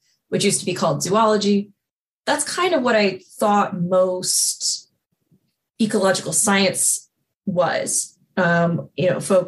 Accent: Texas, United States; moved away; I'm from Texas

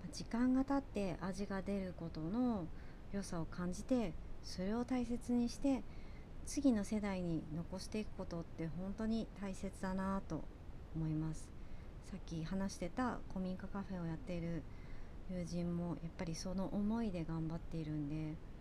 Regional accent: Kanazawa, Ishikawa, Japan; moved away; also born or lived in United States; 私の地元の金沢とかはそういう町屋

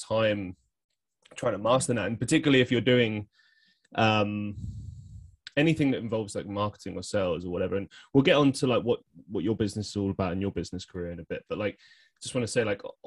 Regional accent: London, United Kingdom; I grew up in, well, Northwest London on a suburb

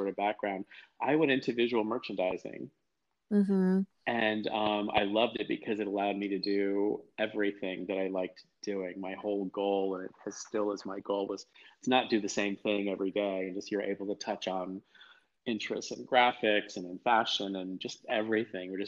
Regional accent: Norwalk, Connecticut, United States; I grew up in Connecticut. I grew up in a town called East Norwalk

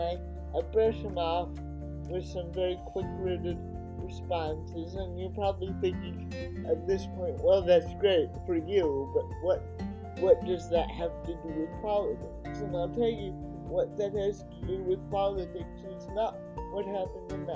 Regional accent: Oregon, United States; a 9-year-old kid growing up in Oregon

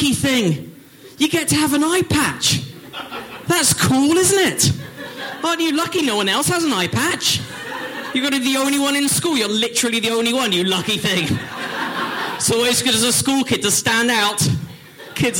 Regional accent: Northwood, London, United Kingdom; moved away; I'm from England

